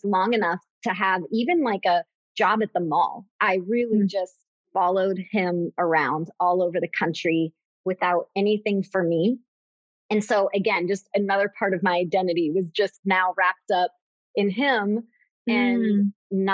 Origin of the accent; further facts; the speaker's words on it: Tampa, Florida, United States; also born or lived in Gainesville, Florida; I grew up in Tampa, Florida